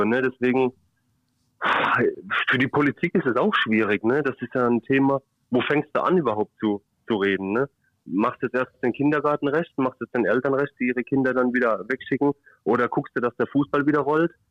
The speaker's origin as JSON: {"language": "German", "town": "Kiel", "region": "Schleswig-Holstein", "country": "Germany", "said": "Ich als Kieler darf da sowieso nicht drüber reden."}